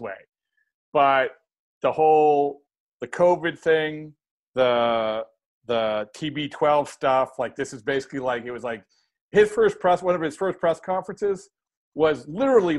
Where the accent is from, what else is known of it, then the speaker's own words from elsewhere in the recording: Boston, Massachusetts, United States; I grew up in the Boston area